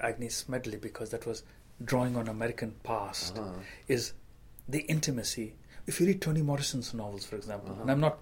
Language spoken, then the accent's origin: English; India; moved away; as an Indian writer